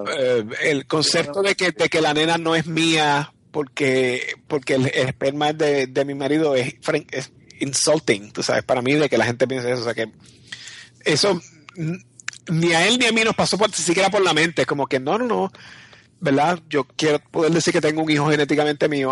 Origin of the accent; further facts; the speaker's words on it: Puerto Rico; yo soy puertorriqueño y mi esposo es un gringo